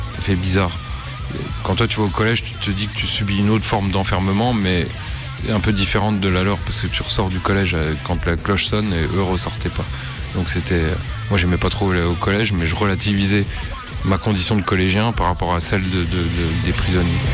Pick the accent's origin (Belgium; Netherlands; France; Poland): France; Nancy, Grand Est; j'ai grandi à Nancy